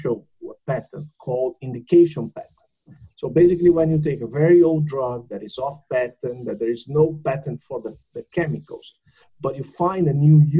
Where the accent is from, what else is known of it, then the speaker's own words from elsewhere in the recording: Canada; I'm from Canada